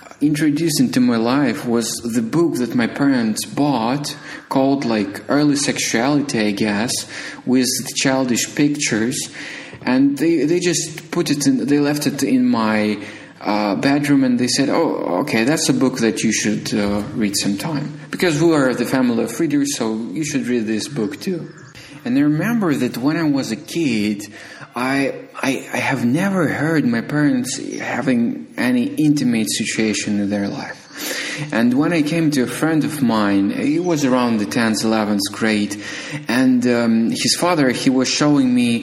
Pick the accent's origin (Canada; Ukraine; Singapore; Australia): Ukraine; I was born in Ukraine